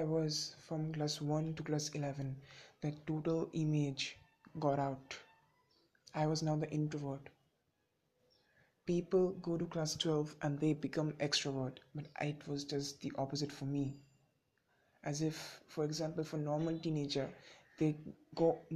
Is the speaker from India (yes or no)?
yes; India; I am a teenager from India